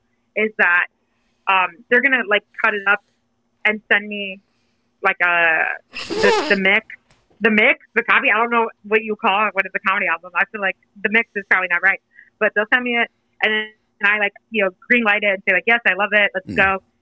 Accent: Indiana, United States; I grew up in Indiana and I am corny.

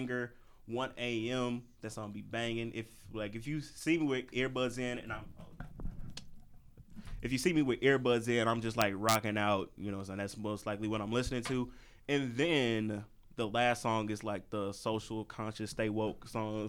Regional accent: St. Louis, Missouri, United States; I'm from St. Louis

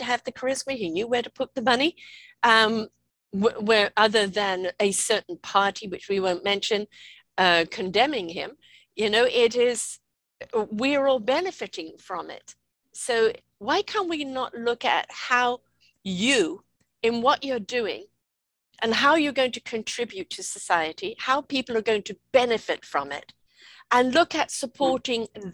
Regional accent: United Kingdom; I'm white British.

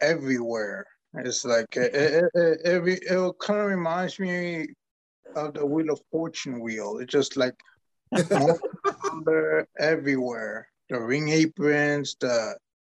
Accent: United States; I was born here in the States

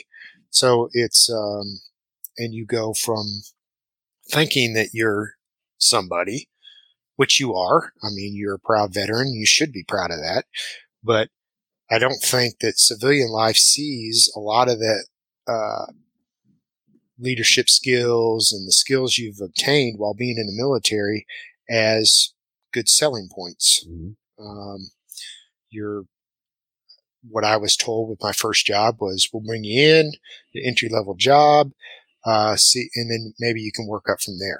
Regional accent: Ohio, United States; moved away as an adult; now in Nashville, Tennessee, United States; where I grew up in Ohio.

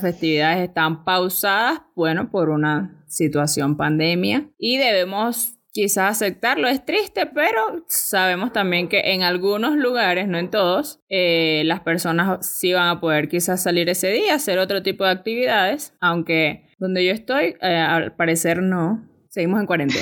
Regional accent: El Pilar, Sucre, Venezuela; en El Pilar. Que bueno, para los que no saben, es un poquito más allá y es de donde yo vengo

